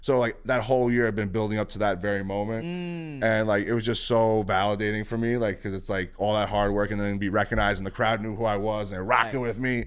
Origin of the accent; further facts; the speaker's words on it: New York City, New York, United States; growing up in the Bronx is very much who I am